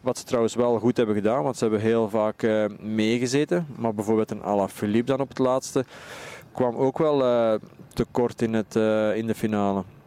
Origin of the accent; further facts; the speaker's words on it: Belgium; als Belgen